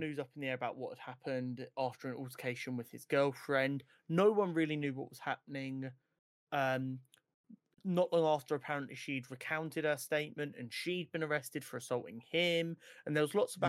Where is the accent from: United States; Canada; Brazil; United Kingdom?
United Kingdom; We're British, not American